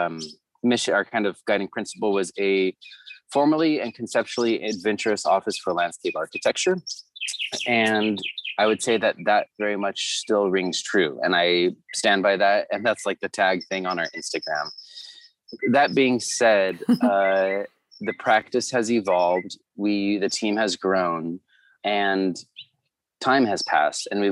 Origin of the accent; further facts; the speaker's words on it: Orange County, Southern California, United States; also born or lived in Santa Barbara, California; now in Los Angeles, United States; I'm from Southern California, born and raised. grew up in the suburbs of Orange County